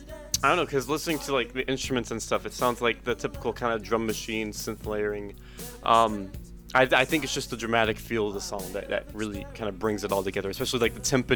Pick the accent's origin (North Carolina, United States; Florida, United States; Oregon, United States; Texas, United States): Oregon, United States; I'm from Oregon and I know something about trees.